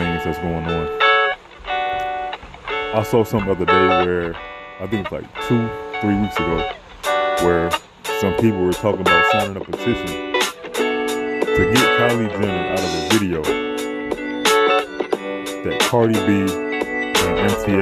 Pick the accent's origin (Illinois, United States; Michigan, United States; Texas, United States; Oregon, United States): Illinois, United States; Chicago; I am from Chicago, so you know we talk kind of fast